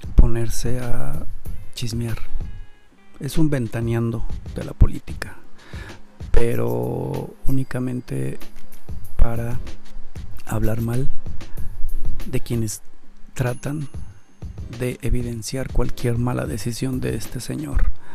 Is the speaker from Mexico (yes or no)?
yes; Mexico; nosotros como mexicanos